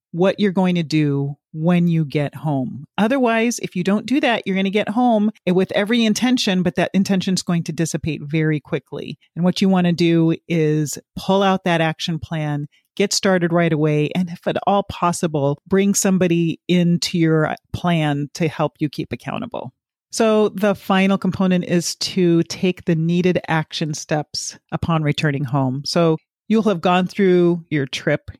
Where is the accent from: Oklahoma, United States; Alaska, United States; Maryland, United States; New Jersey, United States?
Alaska, United States; moved away; Alaska is actually where I'm from, born and raised